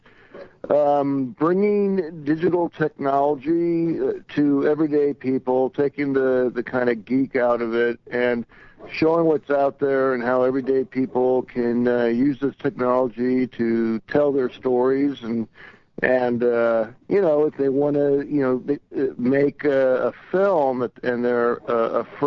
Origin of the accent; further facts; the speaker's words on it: Long Beach, California, United States; we grew up in Long Beach